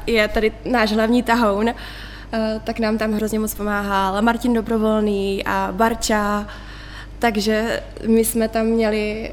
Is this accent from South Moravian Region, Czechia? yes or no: no; Prostějov, Olomouc Region, Czechia; já jsem se narodila v Prostějově, mm-hmm. uh, takže okolí Olomouc a tak to je můj domov.